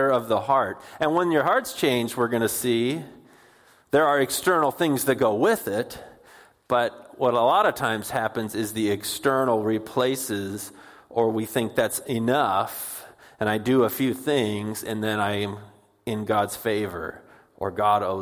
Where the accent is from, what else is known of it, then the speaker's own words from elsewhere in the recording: Puyallup, Washington, United States; also born or lived in Bellingham, Washington; where we grew up in Puyallup